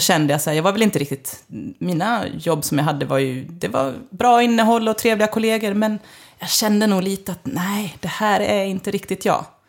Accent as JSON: {"language": "Swedish", "town": "Leksand", "region": "Dalarna County", "country": "Sweden", "tie": "born or raised there", "moved": "as an adult", "said": "kommer ursprungligen från Leksand och har flyttat hem kan man säga för tre år sedan"}